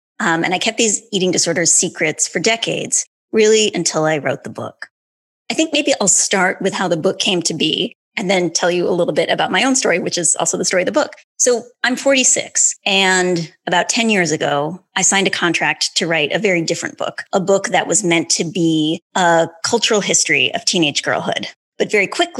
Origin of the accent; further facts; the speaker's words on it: Grand Rapids, Michigan, United States; I was born in 1973 in Grand Rapids, Michigan